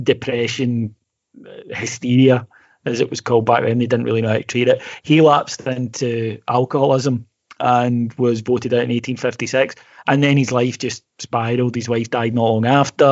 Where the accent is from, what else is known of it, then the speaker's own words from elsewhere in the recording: Scotland, United Kingdom; as Scottish males